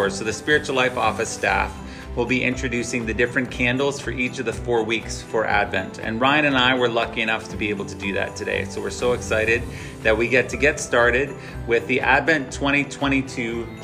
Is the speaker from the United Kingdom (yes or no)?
no; Indonesia; as I grew up in Indonesia as a missionary kid, um, I went to actually live in the dorm from first grade.